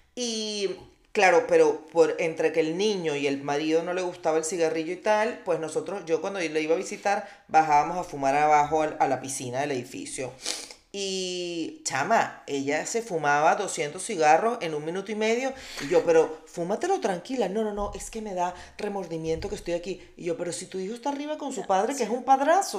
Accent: Venezuela; moved away; also born or lived in Colombia; como decimos nosotros

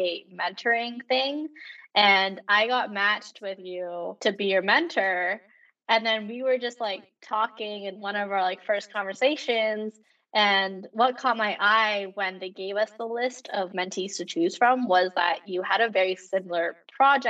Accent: Canada; I am Canadian

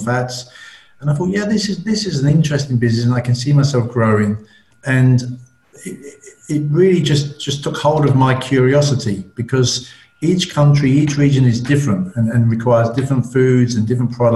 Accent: London, United Kingdom; I'm from London

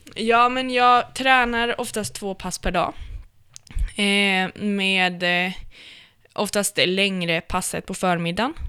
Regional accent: Umeå, Västerbotten County, Sweden; also born or lived in Östersund / Brunflo; Jag är ifrån, eh, faktiskt från Östersund, eller Brunflo, så att det står jämte i passet. Okay. Eh, och sen är jag uppvuxen sen jag var fem i Umeå.

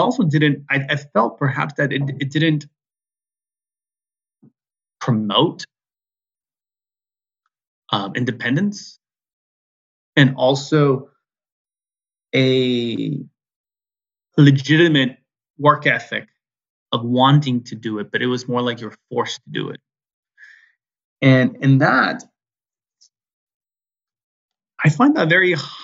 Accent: San Francisco Bay Area, California, United States; I'm American, born in California, San Francisco Bay Area.

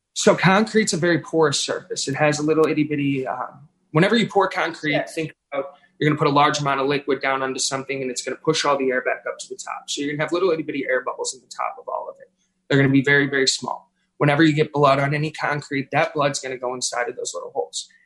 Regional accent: St. Louis, Missouri, United States; I was born and raised in South St. Louis.

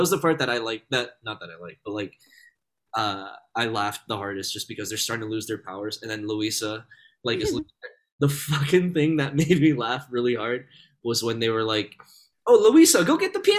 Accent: Philippines; I'm Filipino, we got a big family.

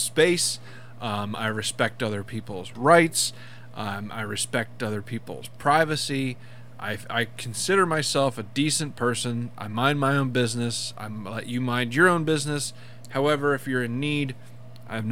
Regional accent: United States; We're Americans

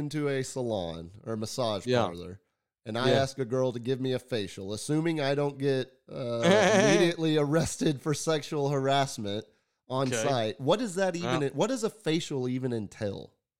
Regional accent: Dallas, Texas, United States; There were a couple kids at, you know, Highland Park High School whenever I was growing up in Dallas

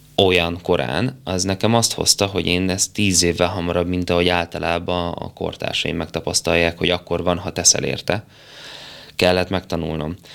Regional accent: Kisgyőr, Borsod-Abaúj-Zemplén, Hungary; also born or lived in Szikszó; Én szikszon születtem egy kis kórházban, később Kisgyőrbe költöztünk, és én Kisgyőrt tartom az otthonomnak. Az egy pici falu Miskolc felett a, a bükkben

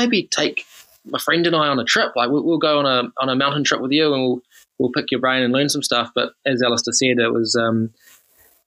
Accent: Taranaki, New Zealand; I grew up in Taranaki

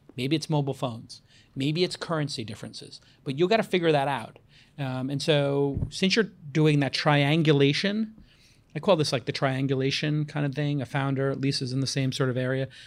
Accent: United States; now in San Francisco, United States; I'm an American living in San Francisco

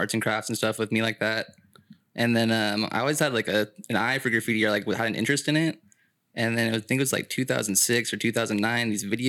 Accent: California, United States; Yeah, so I grew up like around Santa Cruz County, but I grew up like in the sticks. So we weren't in town or anything. We're out in the mountains and the forest.

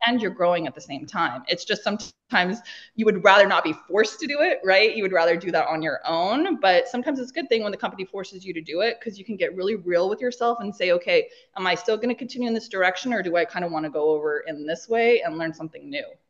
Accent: Idaho, United States; moved away as an adult; also born or lived in Los Angeles; I am from small town Idaho. One stoplight, four thousand people

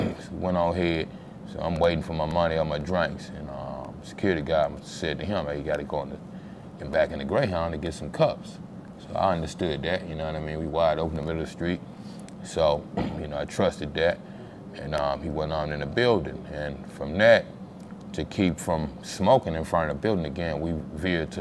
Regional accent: Louisiana, United States; moved away as an adult; now in Dallas, United States; I'm from Louisiana.

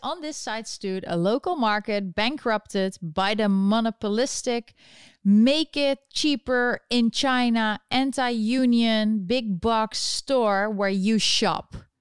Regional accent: Netherlands; now in United States; I was born in, in the Netherlands, and I'm still eligible to vote there.

